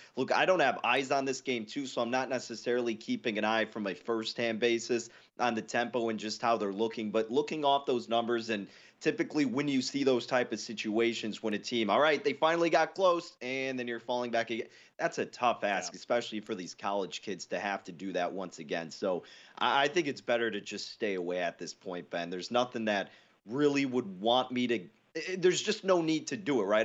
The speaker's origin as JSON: {"language": "English", "region": "Midwest", "country": "United States", "tie": "born or raised there", "said": "growing up in the Midwest"}